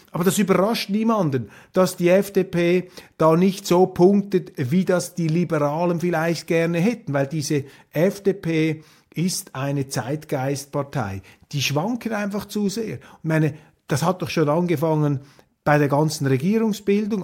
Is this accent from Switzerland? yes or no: yes; Switzerland; als Schweizer